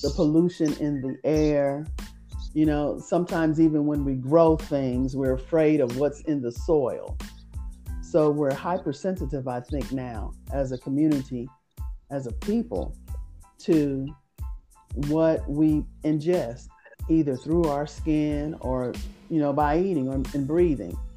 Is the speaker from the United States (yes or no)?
yes; Indianapolis, Indiana, United States; we grew up here in Indianapolis. We are originally from Indianapolis, and we all still reside in Indianapolis